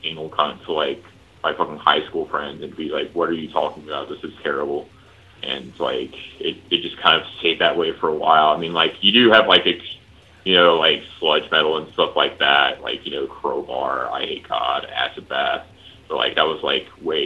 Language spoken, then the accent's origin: English; Tickfaw, Louisiana, United States; now in Austin, United States; I was born and raised in Tickfall, Louisiana